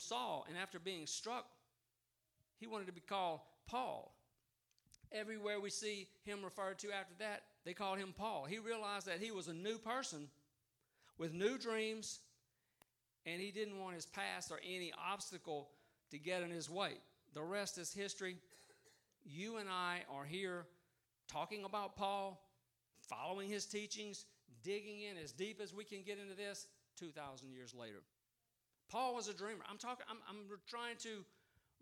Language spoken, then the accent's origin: English; Vidalia, Louisiana, United States; moved away as an adult; also born or lived in Baton Rouge, Louisiana; I grew up in Vidalia, a town of 7,000 people when I was there, and shrinking, it's a lot less now.